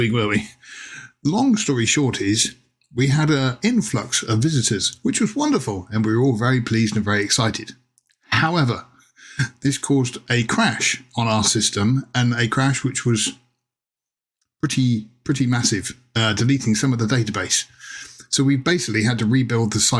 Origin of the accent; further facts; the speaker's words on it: Plymouth, South West England, United Kingdom; moved away; I went down to my hometown of Plymouth in southwest England recently to see my mum, who still lives down there